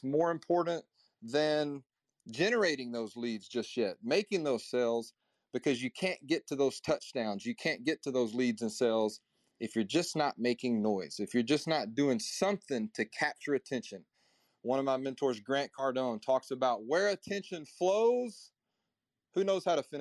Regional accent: Nashville, Tennessee, United States; I'm from Middle Tennessee, Nashville

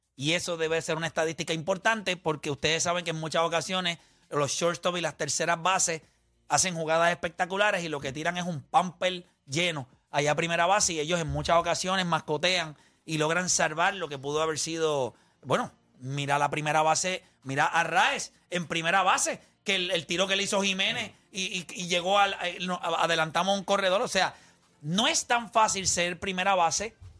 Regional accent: Puerto Rico; porque somos boricuas

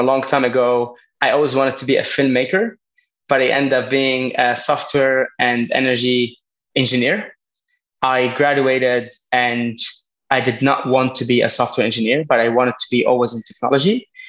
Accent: Lebanon; born there; also born or lived in France / Spain / United Kingdom / Berlin; I was born in Lebanon, half my life in France, studied in Spain, did some internship in the UK. I lived a bit in Berlin, trying to help a startup.

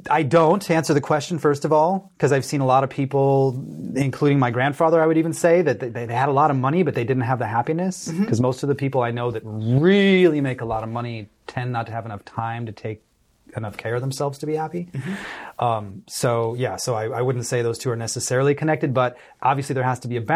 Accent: Texas, United States; now in California, United States; I did. I grew up in Texas. I spent most of my life in California.

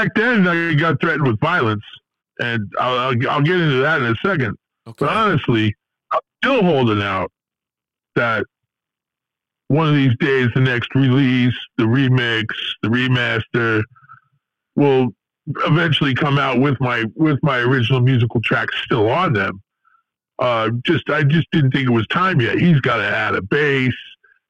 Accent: Lodi, New Jersey, United States; I grew up in Lodi and I never left the town.

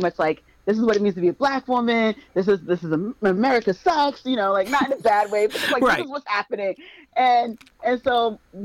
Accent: United States; I'm American

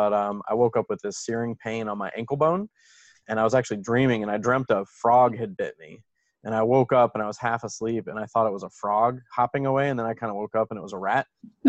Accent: the South, United States; also born or lived in Venezuela; But the long and the short of it is I grew up in the southern United States, moved around a ton, and ended up in Ven

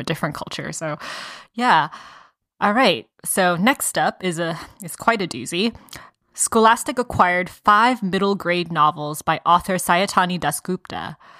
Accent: Atlanta, Georgia, United States; moved away; I went to middle school and high school in in the metro Atlanta area

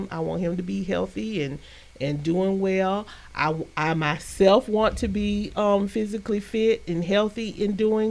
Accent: Albany, Georgia, United States; also born or lived in Heidelberg, Germany; I always claim Albany, Georgia is my hometown, but I was actually born in Heidelberg, Germany.

